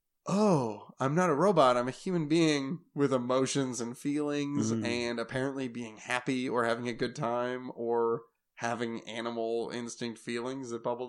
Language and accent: English; Oregon, United States; So like growing up in the Oregon races, Gabe Owens was one of the scariest people in the entire world.